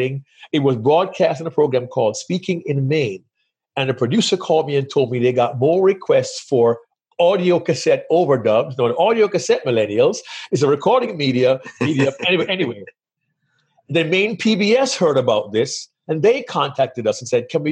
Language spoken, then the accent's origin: English; Kingston, Jamaica; moved away as an adult; now in United States; I grew up in Jamaica.